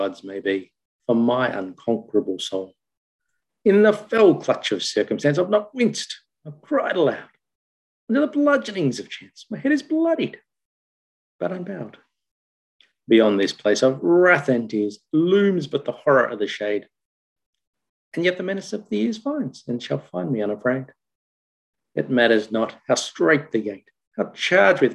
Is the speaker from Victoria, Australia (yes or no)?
no; Tasmania, Australia; moved away as an adult; I grew up down in Tasmania.